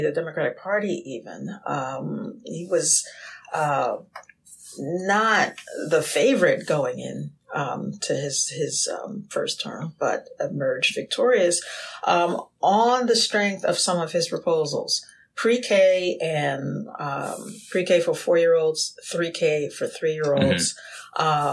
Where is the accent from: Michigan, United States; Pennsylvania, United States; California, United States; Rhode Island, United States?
Pennsylvania, United States; Philadelphia; growing up in Philadelphia